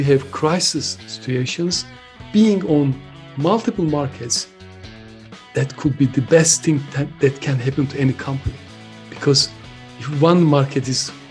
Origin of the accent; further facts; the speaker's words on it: Turkey; now in United Kingdom; I'm originally from Turkey, but I've been living and working in the UK for nearly 46 years.